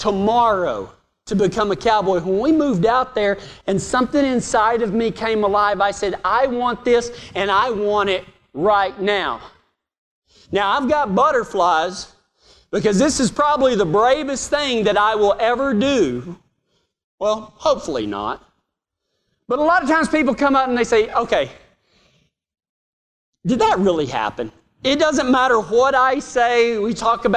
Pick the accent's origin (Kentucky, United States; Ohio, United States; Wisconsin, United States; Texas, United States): Texas, United States; Reagan County; my dad got sick of the local politics in my hometown, and halfway through his second term as the elected sheriff of Reagan County